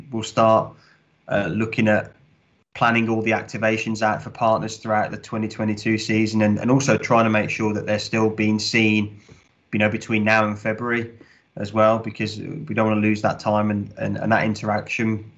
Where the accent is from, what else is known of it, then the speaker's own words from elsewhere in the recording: West Midlands, United Kingdom; moved away; Rugby league does not particularly exist in the Midlands, where I'm from anyway.